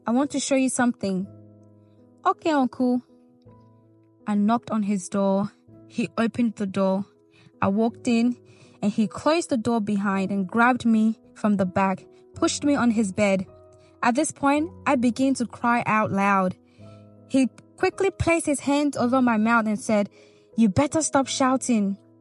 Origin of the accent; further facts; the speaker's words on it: Nigeria; moved away; I grew up in Nigeria